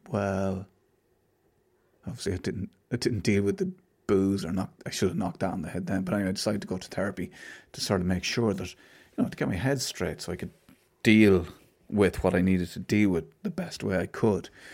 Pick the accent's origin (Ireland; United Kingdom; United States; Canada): Ireland; I'm Irish